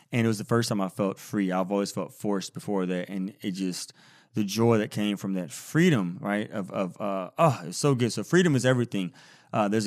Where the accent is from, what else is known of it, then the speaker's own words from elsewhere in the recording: India; although I'm Indian